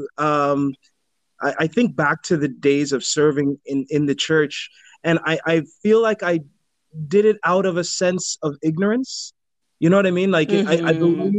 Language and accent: English; Jamaica; also born or lived in United States; now in Canada; I was born in Jamaica in the church